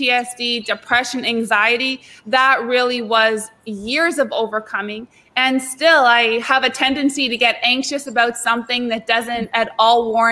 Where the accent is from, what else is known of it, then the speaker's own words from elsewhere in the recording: Canada; also born or lived in South Florida; now in Florida, United States; I'm from Canada originally, but I'm now living in South Florida and working at Palm Beach Atlantic